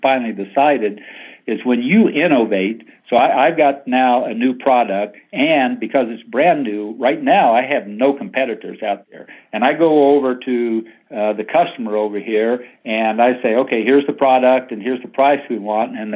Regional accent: Oklahoma, United States; moved away; I grew up in Oklahoma in a little wheat farming town

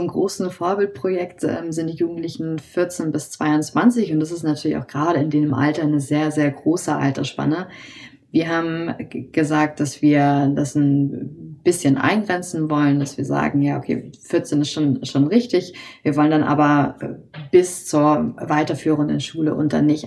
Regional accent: Hamburg, Germany; Ich wurde in Hamburg geboren, bin hier auch aufgewachsen

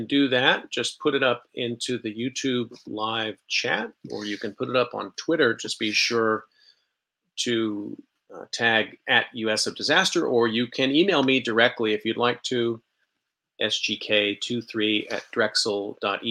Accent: Dallas, Texas, United States; I'm from Texas too. I was born in Dallas.

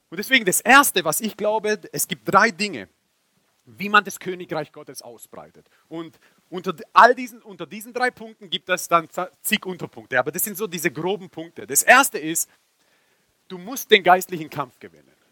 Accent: Nürtingen, Baden-Württemberg, Germany; now in Esslingen, Germany; Aber ich bin jetzt verwurzelt in Esslingen. Wieso in Esslingen? Ich habe keine Ahnung. Ich bin aus Nüttingen. Ist viel schöner.

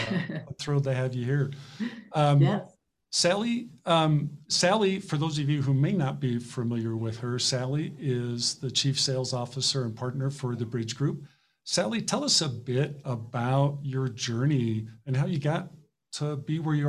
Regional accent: Denver, Colorado, United States; my hometown of Denver, Colorado

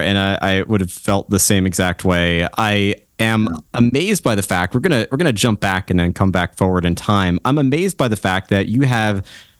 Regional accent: New York, United States; also born or lived in Long Island; I'm from New York, so not too far away from Brooklyn. I'm on Long Island.

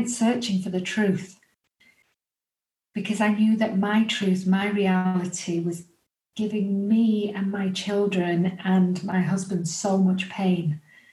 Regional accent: England, United Kingdom; as you can tell by my accent, I'm from England.

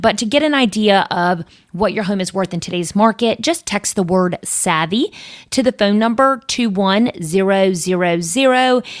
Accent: Coates, North Carolina, United States; I grew up in Coates. That's the boonies.

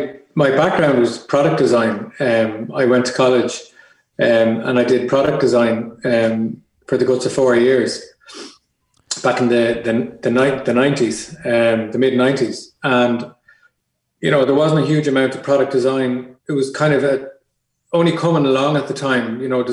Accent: Ireland; But when I came home from Wales, my realization of the design world in Ireland was very small.

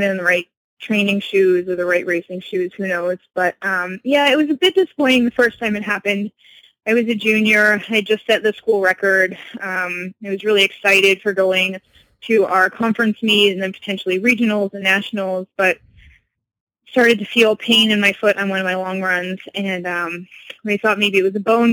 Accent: Connecticut, United States; I'm from Connecticut. I grew up in a small town

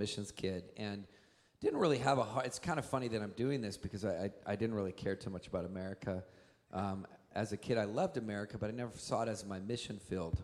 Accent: Montana, United States; now in California, United States; I grew up, was born and raised in Montana

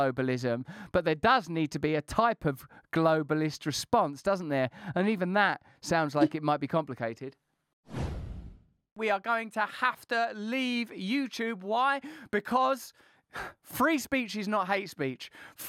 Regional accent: India; as an Indian, I wonder, do you feel that the successes of the Indian Revolution can somehow be deployed in this new form of oppression?

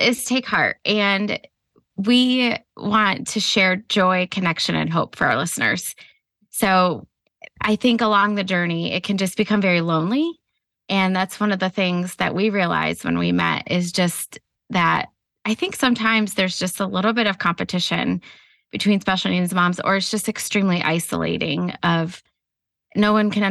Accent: Ohio, United States; I've been married to my husband 22 years. We are from Ohio.

